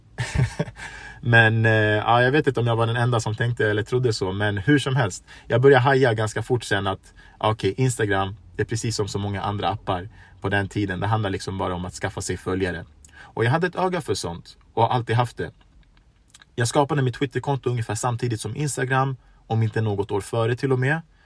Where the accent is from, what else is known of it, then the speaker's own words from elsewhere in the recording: Stockholm, Stockholm County, Sweden; Jag är född och uppvuxen i Rinkeby, en förort i Stockholm